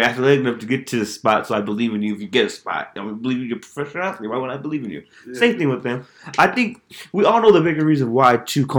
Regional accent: United States; me as an American

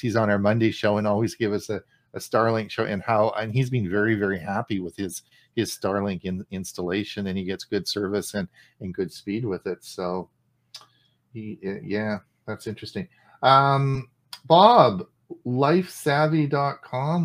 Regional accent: Canada; As a Canadian

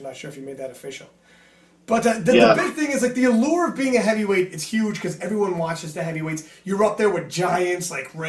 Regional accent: Canada; we're from Canada.

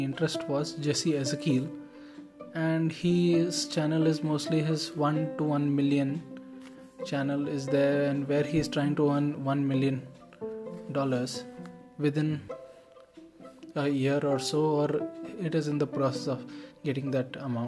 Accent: India; as an Indian

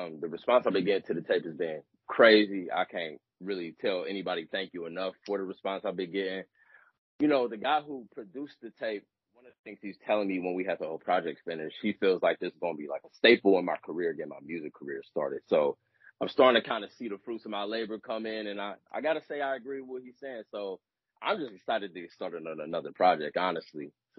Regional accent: Cincinnati, Ohio, United States; So, I grew up in Madisonville, so we're going to roll with that, but I moved around a lot. But those, like, where my roots is at in Cincinnati.

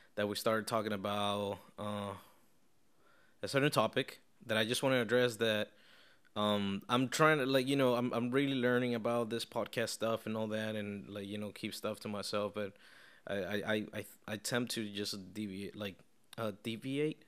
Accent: Caracas, Capital District, Venezuela; now in Tampa, United States; I am from Caracas, Venezuela.

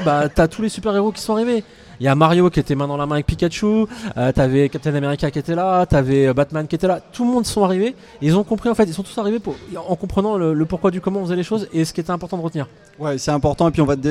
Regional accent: Orléans, Centre-Val de Loire, France; moved away as an adult; also born or lived in Paris; j'ai décidé de revenir sur Orléans, qui est ma ville natale

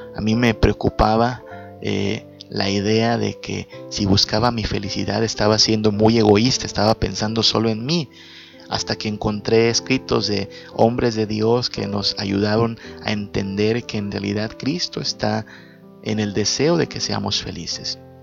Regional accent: Yucatán Peninsula, Mexico; Acá en la península le decimos a esto ser chechón, ser llorón.

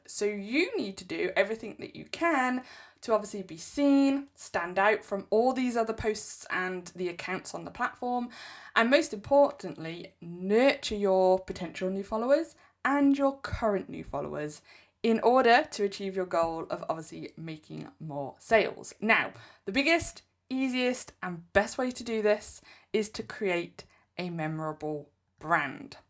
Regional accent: England, United Kingdom; I'm English.

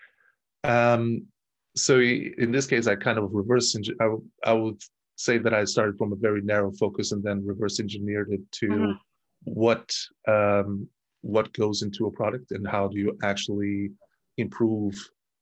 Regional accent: Portugal; moved away as an adult; also born or lived in Germany; I moved from Portugal at the age of 24, 25

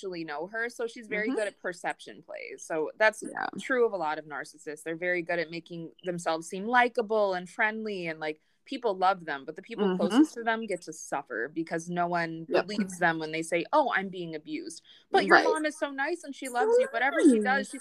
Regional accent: Minneapolis, Minnesota, United States; I was born in Minnesota. I grew up in Minneapolis

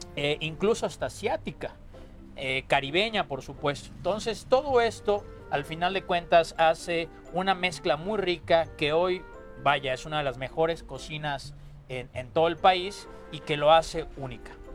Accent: Yucatán, Mexico; el vocablo maya que seguimos utilizando en Yucatán

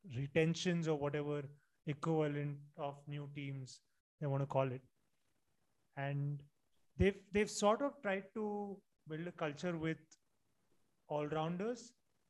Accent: Gujarat, India; born or raised there

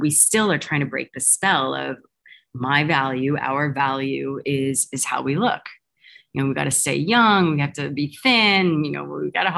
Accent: United States; I'm American by birth

